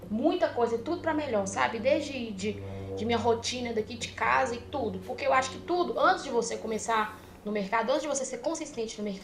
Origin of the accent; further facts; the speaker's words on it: Minas Gerais, Brazil; Eu sou mineira.